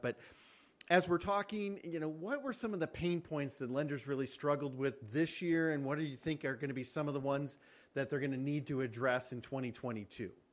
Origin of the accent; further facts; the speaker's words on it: Michigan, United States; We're both from Michigan.